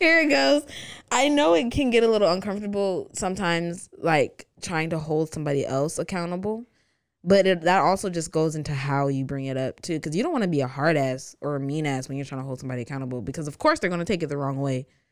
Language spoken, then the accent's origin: English; the South, United States; two black girls from the South